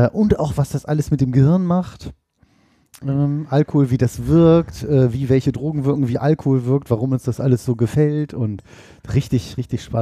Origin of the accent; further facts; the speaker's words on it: Oldenburg, Lower Saxony, Germany; now in Hannover, Germany; Ich war in Oldenburg in meiner Heimatstadt, das sind so 180 Kilometer hier ungefähr